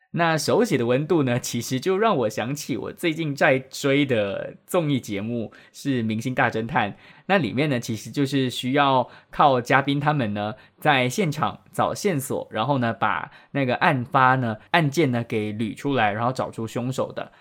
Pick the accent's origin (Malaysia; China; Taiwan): Malaysia; Penang; now in Kuala Lumpur, Malaysia; 从我老家槟城呢寄到来吉隆坡给我